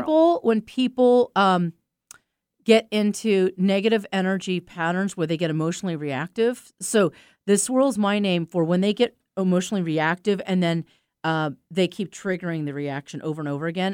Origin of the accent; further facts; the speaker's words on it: East Coast, United States; I'm from the East Coast. I grew up with people like